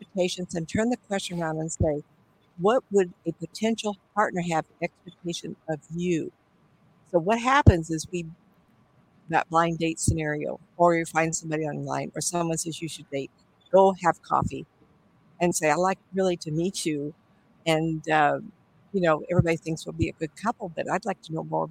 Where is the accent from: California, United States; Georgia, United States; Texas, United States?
California, United States; Hollywood; My sister and I were born and raised in Hollywood by the beach